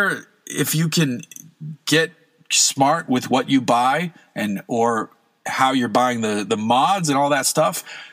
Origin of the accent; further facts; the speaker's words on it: coastal New England, United States; moved away; Growing up in New England, it's born into you to love boats. Coastal New England, you have to love boats